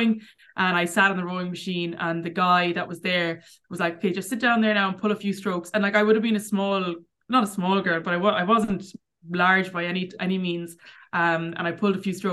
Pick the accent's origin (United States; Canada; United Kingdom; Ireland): Ireland; Clarenbridge, Connacht; also born or lived in Cork / Tuam; I grew up in Clarenbridge